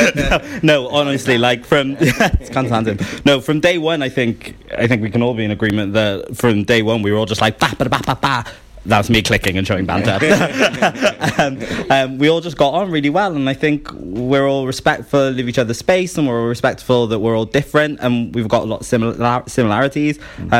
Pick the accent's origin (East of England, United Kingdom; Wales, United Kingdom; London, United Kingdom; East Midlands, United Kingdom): Wales, United Kingdom; Cardiff; I'm from Cardiff, and I'm, like, not too far away from home